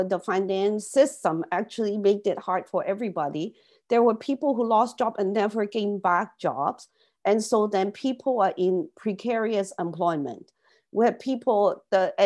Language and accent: English; Canada; as Canadian